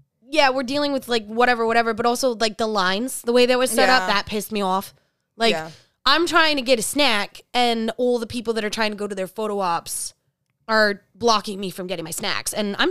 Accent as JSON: {"language": "English", "region": "New York", "country": "United States", "said": "I'm a New Yorker"}